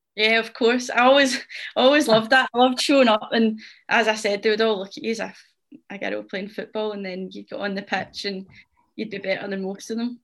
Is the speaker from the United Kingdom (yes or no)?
yes; Rutherglen, Scotland, United Kingdom; I'm from Glasgow. Um, I'm from Rutherglen and I've lived here my whole life